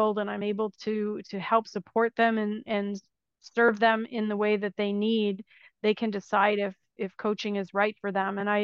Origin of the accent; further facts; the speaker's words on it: United States; moved away as an adult; now in Italy; I am an American expat living in Italy